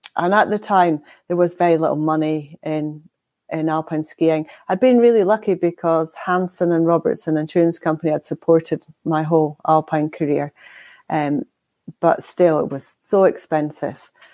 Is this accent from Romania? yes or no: no; Inverness, Scotland, United Kingdom; now in Aviemore, United Kingdom; I was born in Inverness